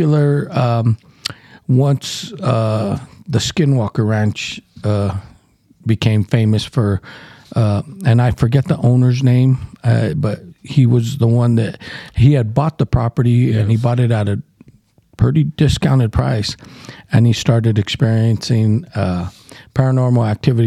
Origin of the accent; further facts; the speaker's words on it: Southwest, United States; we grew up around the Navajos all our life